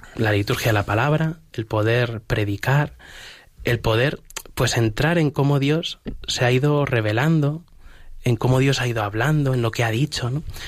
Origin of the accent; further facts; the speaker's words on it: Humanes de Madrid, Community of Madrid, Spain; yo siempre he sido un chaval de, parroquia, yo soy de, Humanes de Madrid y, en mi parroquia